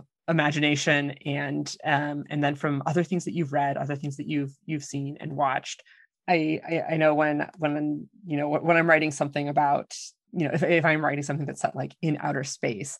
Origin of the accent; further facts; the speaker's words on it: Ohio, United States; moved away; where I grew up in Ohio.